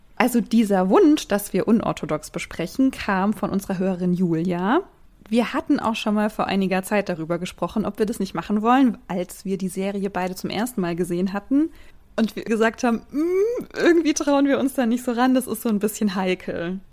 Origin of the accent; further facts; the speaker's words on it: Germany; ich als Deutsche